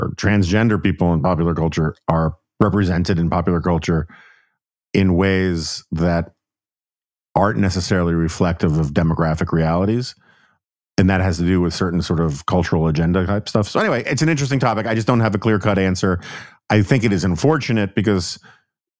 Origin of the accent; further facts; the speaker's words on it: New York, United States; I'm from New York